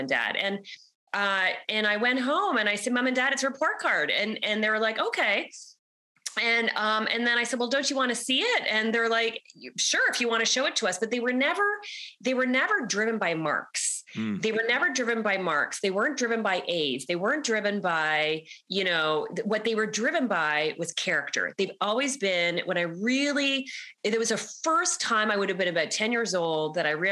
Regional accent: Canada; accent: Canadian; I'm Canadian, everybody. So you're going to hear my Canadian accent.

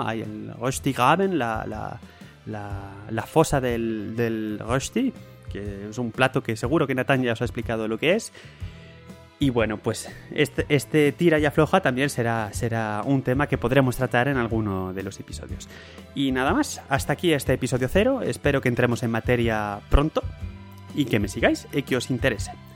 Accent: Spain; now in Switzerland; yo soy español

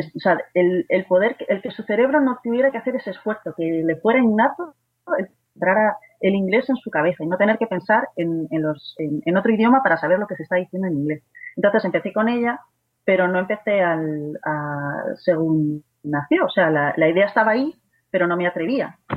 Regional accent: Madrid, Community of Madrid, Spain; soy de Madrid

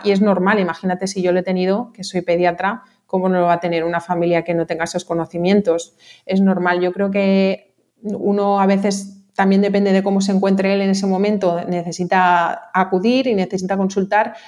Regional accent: Mallorca, Balearic Islands, Spain; also born or lived in Barcelona; yo soy de aquí de Mallorca

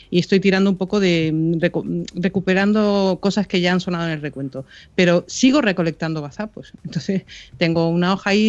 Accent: Canary Islands, Spain; Yo soy canaria, ¿eh?

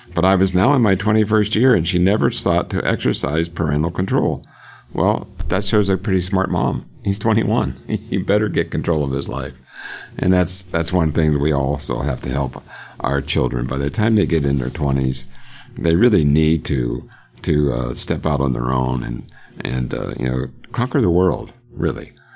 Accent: Johnstown, Pennsylvania, United States; now in Oklahoma, United States; I grew up in Pennsylvania. Born in Johnstown, love Johnstown

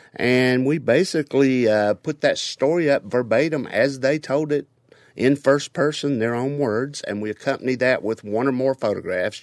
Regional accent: Harlan County, Kentucky, United States; I'm originally from Harlan County, Kentucky, and you can't get any deeper in Appalachia than

